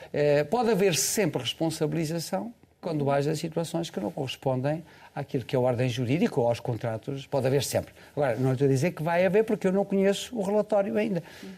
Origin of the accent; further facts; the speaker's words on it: Portugal; eu como português